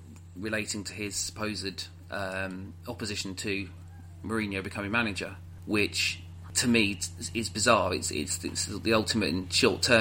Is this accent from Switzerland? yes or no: no; United Kingdom; We're also, as British people